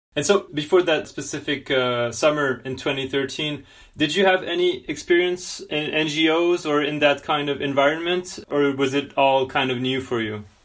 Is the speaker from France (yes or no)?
yes; France; I'm from France